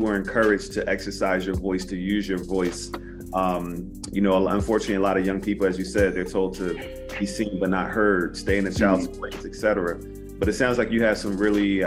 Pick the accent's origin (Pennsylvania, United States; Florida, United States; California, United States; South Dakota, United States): Pennsylvania, United States; Philadelphia; I grew up in Philadelphia, Pennsylvania